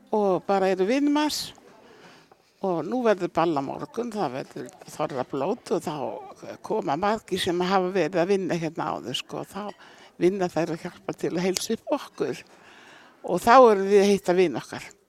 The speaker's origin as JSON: {"language": "Icelandic", "town": "Eyrarbakki", "region": "Southern Region", "country": "Iceland", "tie": "born or raised there", "moved": "yes", "said": "Ég fættu upp alveg að Eirabakka"}